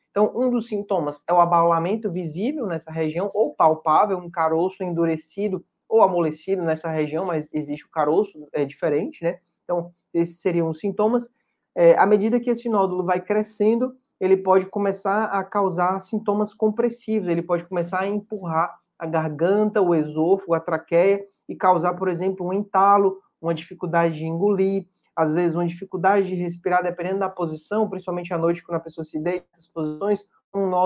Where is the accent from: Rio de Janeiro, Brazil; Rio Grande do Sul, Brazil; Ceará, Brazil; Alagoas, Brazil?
Ceará, Brazil; Fortaleza; E eu sou de Fortaleza e atendo em Fortaleza nas terças.